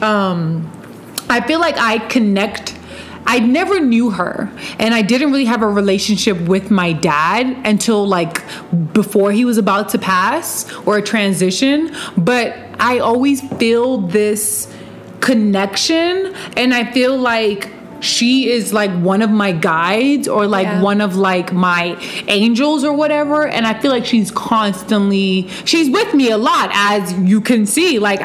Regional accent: Ashanti Kingdom, Ghana; I am from Ghana, West Africa, and Ashanti Kingdom

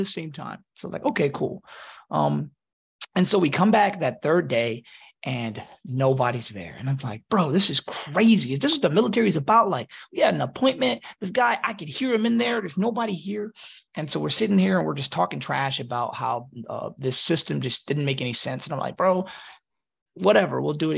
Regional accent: Philadelphia, Pennsylvania, United States; I'm from Philly

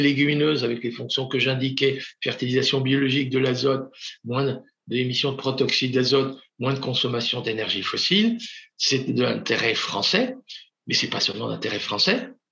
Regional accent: Normandy, France; je suis normand

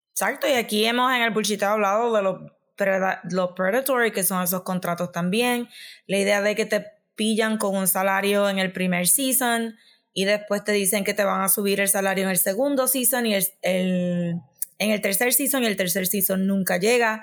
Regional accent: Puerto Rico; nosotros como puertorriqueños

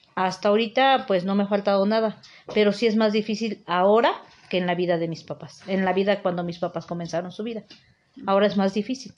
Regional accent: Teziutlán, Puebla, Mexico; now in Puebla, Mexico; soy originaria de Tezutlán, Puebla y radico en Puebla, Puebla.

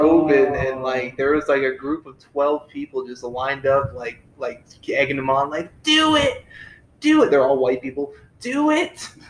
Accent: East Coast, United States; moved away; I'm from the East Coast

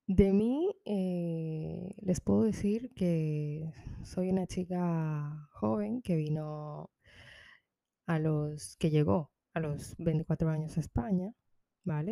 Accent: Dominican Republic; moved away; yo soy de República Dominicana, orgullosamente.

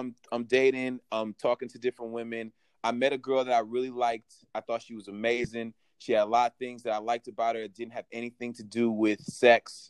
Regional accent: San Francisco, California, United States; I'm from San Francisco. You know, growing up in San Francisco, you know, everybody was accepted

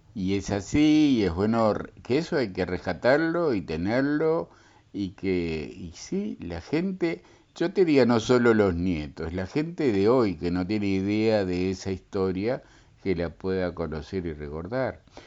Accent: Rocha, Uruguay; soy de Radio Fortaleza y como rochense

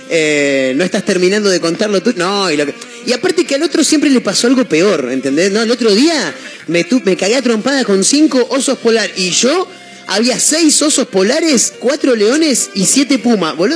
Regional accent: Rosario, Santa Fe, Argentina; tengo 21 años, soy influencer de Rosario

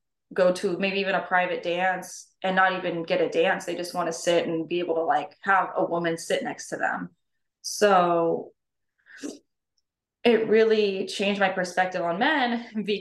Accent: Norfolk, Virginia, United States; also born or lived in Hawaii; I was born and raised in Norfolk, Virginia

